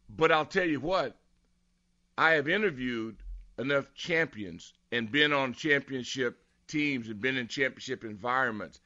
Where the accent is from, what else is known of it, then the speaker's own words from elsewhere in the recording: Southern California, United States; moved away; I'm from Southern Cal